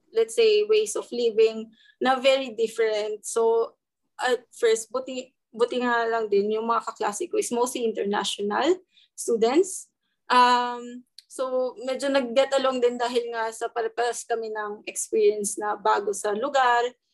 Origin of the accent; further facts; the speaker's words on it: Mimaropa, Philippines; moved away as an adult; also born or lived in Manila; now in Melbourne, Australia; nung nasa UST pa ako nagba-bachelor's, taga Palawan kasi ako. So, every break, umuwi ako ng Palawan.